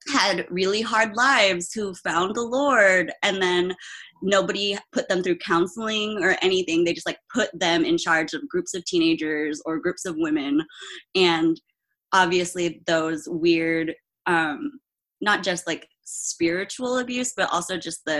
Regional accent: Philippines; also born or lived in Germany; I'm Filipino, so there's that whole uh, like Asian parent aspect.

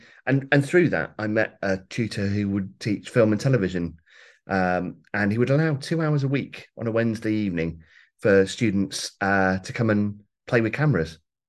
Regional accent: Warwick, West Midlands, United Kingdom; Mid Warwickshire. So I was brought up in Warwick, and Leamington Spa was the nearest kind of college town, really.

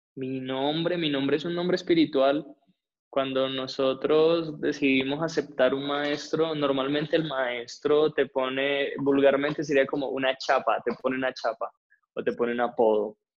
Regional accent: Cali, Valle del Cauca, Colombia; now in Bogotá, Colombia; nací en Cali

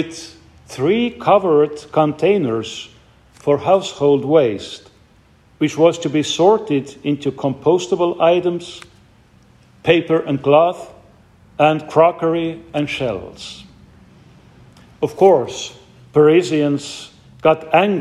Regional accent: Estonia; my home country, Estonia

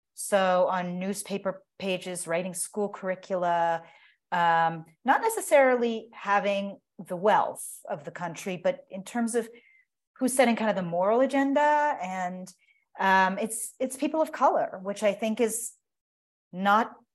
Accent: United States; as an American

